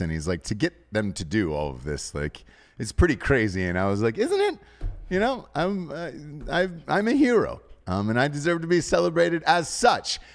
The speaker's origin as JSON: {"language": "English", "region": "Georgia", "country": "United States", "tie": "born or raised there", "said": "I grew up in Georgia"}